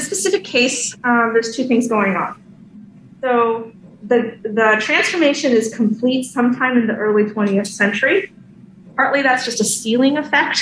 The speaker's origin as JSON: {"language": "English", "region": "California", "country": "United States", "said": "as a Californian"}